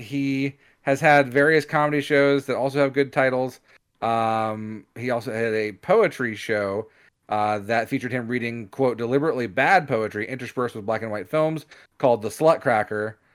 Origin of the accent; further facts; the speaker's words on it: United States; we're American